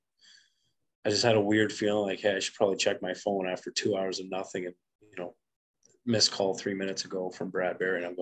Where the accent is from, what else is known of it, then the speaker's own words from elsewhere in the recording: Western Canada, Canada; now in North Dakota, United States; growing up in Western Canada